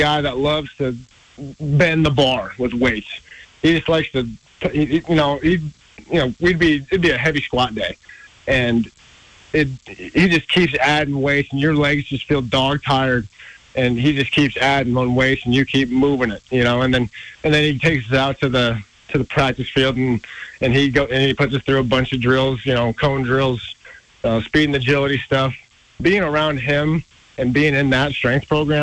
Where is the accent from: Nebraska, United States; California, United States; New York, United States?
Nebraska, United States; Bellevue; growing up in Nebraska, it's always every little kid's dream in Nebraska to be a Cornhusker